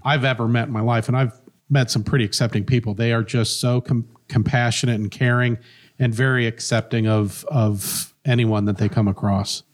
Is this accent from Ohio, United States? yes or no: yes; Centerville, Ohio, United States; also born or lived in Bellbrook, Ohio / Cincinnati, Ohio; now in Springboro, United States; I grew up in Centerville. Uh, was born in Bellbrook, lived there till I was about three, moved to Centerville